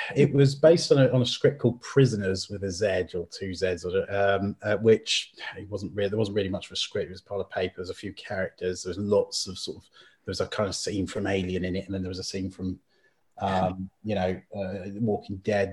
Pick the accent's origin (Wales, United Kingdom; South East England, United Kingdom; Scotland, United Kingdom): Wales, United Kingdom; Llandudno; moved away; also born or lived in Criccieth, Wales; I went back to my hometown of Llandudno in North Wales.